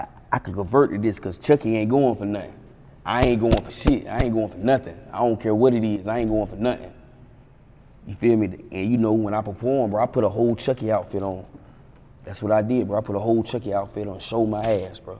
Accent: Fayetteville, North Carolina, United States; I'm from Fayetteville, North Carolina

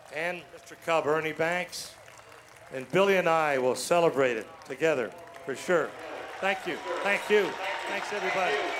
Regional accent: Chatham, Ontario, Canada; When I was a little kid growing up in Chatham, Ontario

